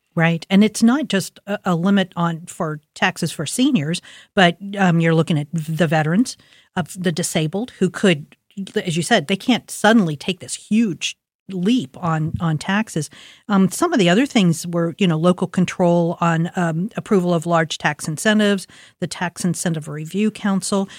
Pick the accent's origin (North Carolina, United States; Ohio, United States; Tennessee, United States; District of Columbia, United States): Ohio, United States; Columbus; I grew up in Linden. My parents grew up in Milo